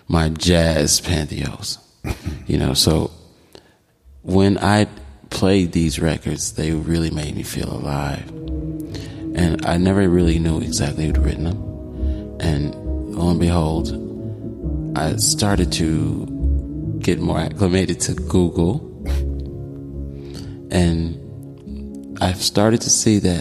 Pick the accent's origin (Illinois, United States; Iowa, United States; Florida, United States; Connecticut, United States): Illinois, United States; Chicago; Chicago, my hometown